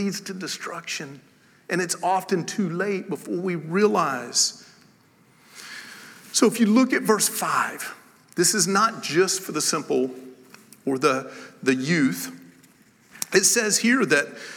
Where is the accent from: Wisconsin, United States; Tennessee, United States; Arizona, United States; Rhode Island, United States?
Tennessee, United States; I am from Tennessee